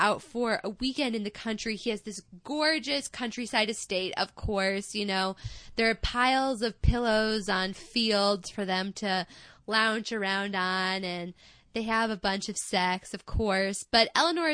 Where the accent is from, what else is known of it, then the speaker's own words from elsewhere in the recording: Midwest, United States; accent: Midwestern; my Midwestern accent